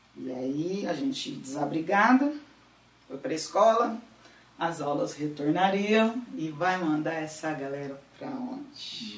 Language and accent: Portuguese; Paulínia, São Paulo, Brazil; also born or lived in Campinas; Sou daqui de Paulina, só não nasci porque Paulina não tinha hospital em 1980.